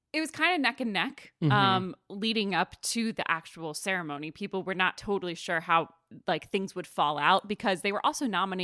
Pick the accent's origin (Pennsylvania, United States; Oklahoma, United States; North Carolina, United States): Pennsylvania, United States; Philadelphia; I'm also from Philadelphia